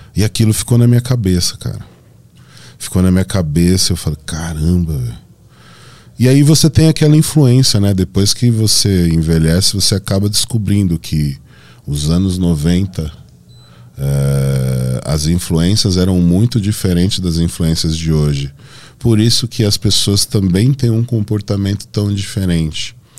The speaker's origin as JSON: {"language": "Portuguese", "town": "Santo André", "region": "São Paulo", "country": "Brazil", "said": "Eu sou de Santo André, bairro Camilópolis"}